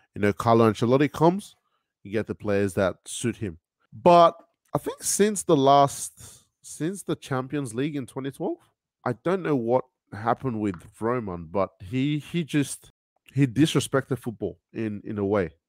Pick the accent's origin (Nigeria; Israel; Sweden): Nigeria; now in Sydney, Australia; I'm Nigerian